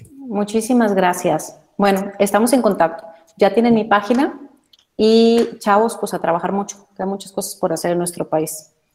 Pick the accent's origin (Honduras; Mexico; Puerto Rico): Mexico